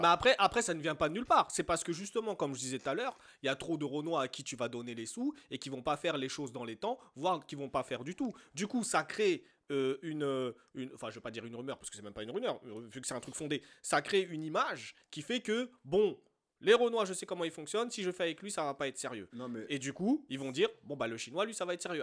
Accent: France; also born or lived in Côte d'Ivoire; on est né ici, on a grandi ici, on a été élevé, certes, à l'africaine, mais dans un environnement français

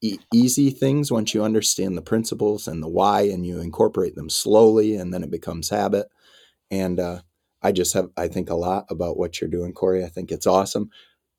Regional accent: Iowa, United States; moved away; I'm a kid from Iowa

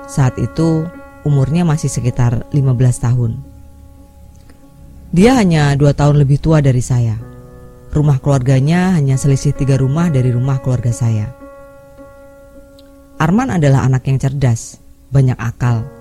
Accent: Jambi, Indonesia; Kisah ini saya dapat waktu tinggal di tempat asal saya di Jambi di tahun antara 1997 sampai 2002 akhir.

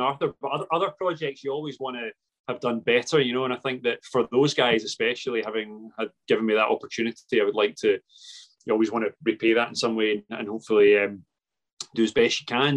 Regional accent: Paisley, Scotland, United Kingdom; I'm from Paisley

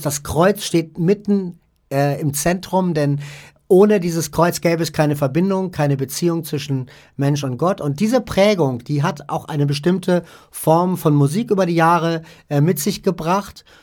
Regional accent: Hamburg, Germany; also born or lived in Vordertaunus near Frankfurt; now in Vordertaunus, Germany; Ich komme aus dem Norden, also aus Hamburg eigentlich, bin da aber weggezogen

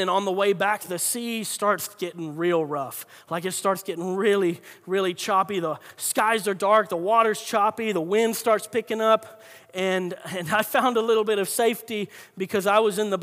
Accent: north central Florida, United States; also born or lived in San Diego, California; raised in Florida

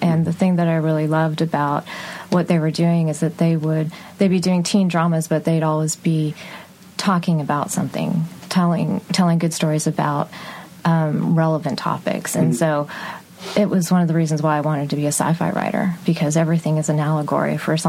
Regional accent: Texas, United States; I grew up in Texas, and well, the audience can't see, but I'm Indian American, and my dad's side of the family is Muslim, and so growing up in Texas

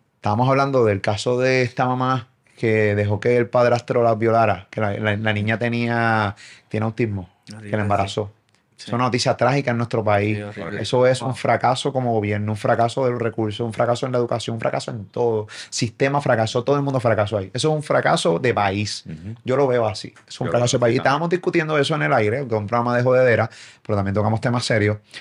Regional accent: Puerto Rico; soy de Puerto Rico

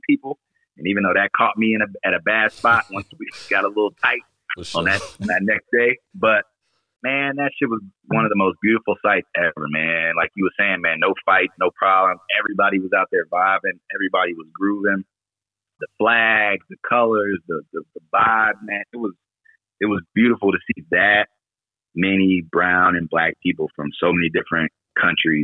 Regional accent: Texas, United States; also born or lived in Florida; hometown's Florida, grew up in Texas

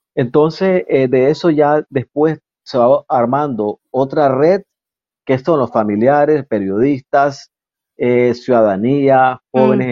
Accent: Nicaragua; bandera que nos diferencia como nicaragüense

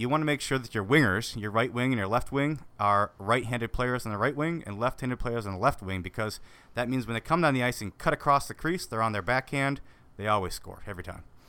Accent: Wisconsin, United States; I grew up growing up on the Wisconsin Lakes, skating since I was about three, probably.

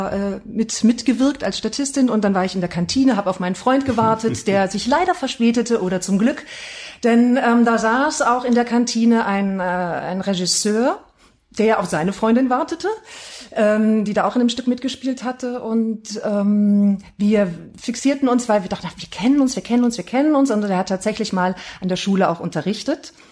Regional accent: Heidelberg, Baden-Württemberg, Germany; born there; also born or lived in Duisburg; now in Oberhausen, Germany; gar nicht immer in Oberhausen gewohnt, sondern zwischenzeitlich auch mal in Duisburg. Ähm, bin aber gebürtige Heidelbergerin, komme also aus einer ganz anderen Region ähm, genau, Süddeutschland

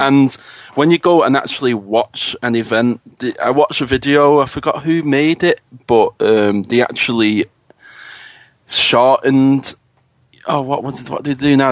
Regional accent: Manchester, North West England, United Kingdom; I'm from Manchester, the the rainy city, as we call it over here

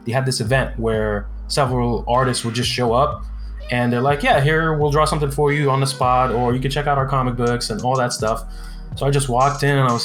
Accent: Cairo, Cairo Governorate, Egypt; now in California, United States; I'm originally from Egypt. I'm Egyptian. So I was born in Cairo, Egypt, in like the slums

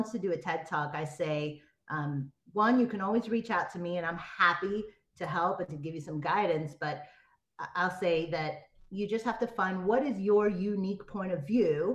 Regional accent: United States; moved away as an adult; also born or lived in Miami, Florida / New York / Los Angeles; now in Tampa, United States; I grew up between Miami and New York

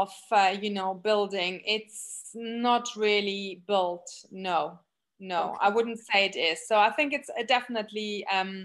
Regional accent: Germany; moved away; we grew up in Germany

